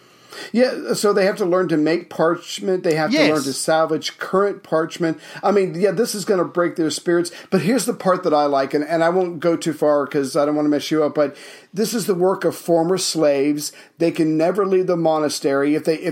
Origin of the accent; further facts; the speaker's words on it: Charleston, South Carolina, United States; moved away; Oh, Charleston, South Carolina.